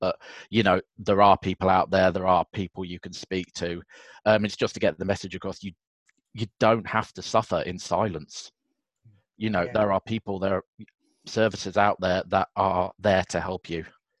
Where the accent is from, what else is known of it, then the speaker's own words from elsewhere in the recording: Yorkshire and the Humber, United Kingdom; also born or lived in Scarborough; So I grew up, I was originally born in Scarborough, North Yorkshire, grew up around sort of the Bradford, Doncaster area.